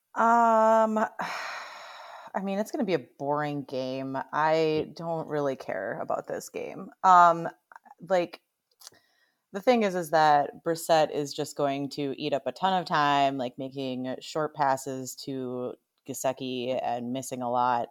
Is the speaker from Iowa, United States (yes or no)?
no; Upper Peninsula, Michigan, United States; now in Madison, United States; even though I live in Madison now, I'm originally from the Upper Peninsula, so Michigan